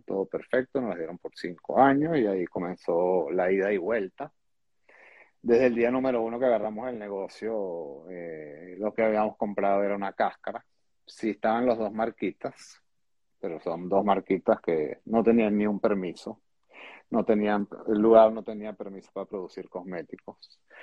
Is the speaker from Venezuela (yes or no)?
yes; Venezuela; moved away as an adult; yo nací en Venezuela